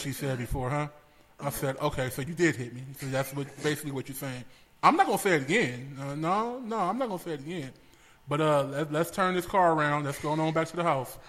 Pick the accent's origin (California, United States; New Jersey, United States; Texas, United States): California, United States; Los Angeles; born and raised in Los Angeles